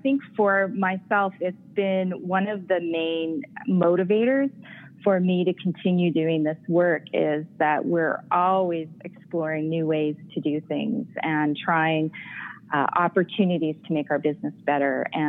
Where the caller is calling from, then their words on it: Calgary, Alberta, Canada; I am calling from the comfort of my own home here on a wintry day in Calgary.